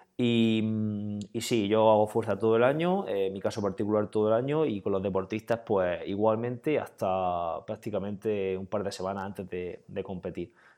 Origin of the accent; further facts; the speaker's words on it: Region of Murcia, Spain; soy un triatleta de Murcia, del noroeste de Murcia